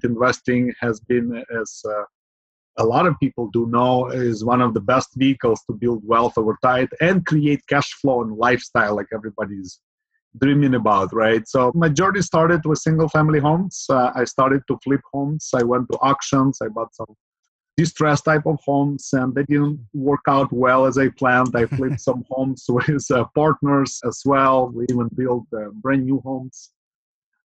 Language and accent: English; Ukraine; now in Bay Area, United States; So originally I'm from Ukraine. I have immigrated more than 25 years ago. And since then I have lived in the Bay Area in Silicon Valley